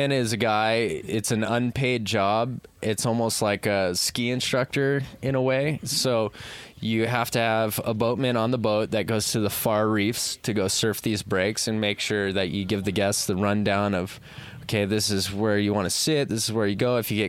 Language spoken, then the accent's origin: English; Oahu, Hawaii, United States; I'm born and raised on Oahu